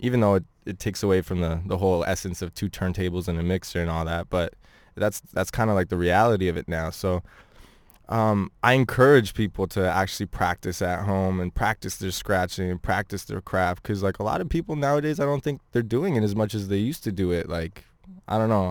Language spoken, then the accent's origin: English; Ottawa, Ontario, Canada; I grew up in Ottawa, um, for more, m, like, most of my high school life